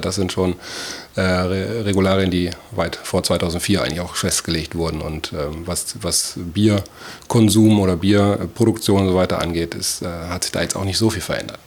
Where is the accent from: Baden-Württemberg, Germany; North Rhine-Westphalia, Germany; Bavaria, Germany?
North Rhine-Westphalia, Germany; Issum; meine Eltern auch einen, äh, einen Gastronomiebetrieb äh, dort zwischen Isum und Geldern geführt haben. Und ähm, da bin ich quasi wirklich äh, an der Theke groß geworden